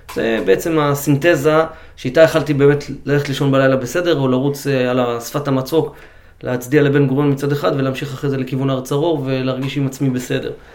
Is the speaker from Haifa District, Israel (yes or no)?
no; Karmiel, Northern District, Israel; now in Ramat Negev, Israel; גדלנו כולנו בחוגי סיירות בכרמיאל